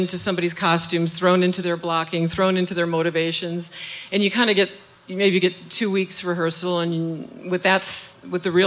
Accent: St. Paul, Minnesota, United States; I'm from St. Paul

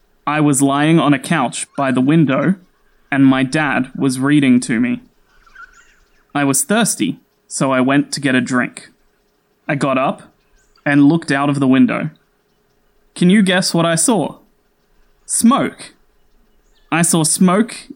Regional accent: Sydney, New South Wales, Australia; I'm an Aussie. I grew up in Sydney

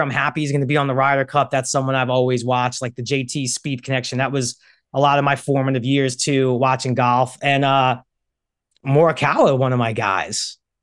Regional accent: New York, United States; moved away as an adult; now in Los Angeles, United States; Growing up in New York, there's no college football team. Moved to L A when I'm twenty

